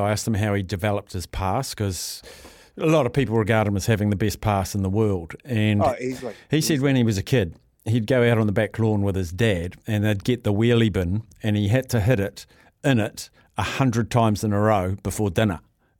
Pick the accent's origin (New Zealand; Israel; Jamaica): New Zealand; as a New Zealander